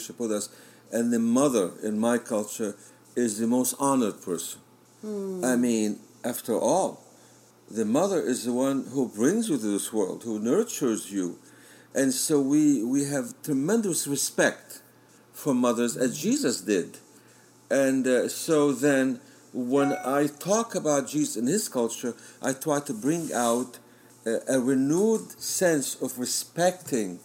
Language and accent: English; Syria; moved away; I was born in Syria